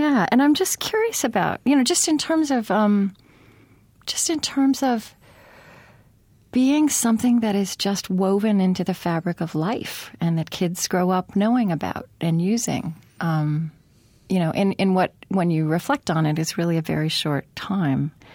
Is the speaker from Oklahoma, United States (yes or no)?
yes; Oklahoma, United States; moved away; also born or lived in United Kingdom; I grew up in Oklahoma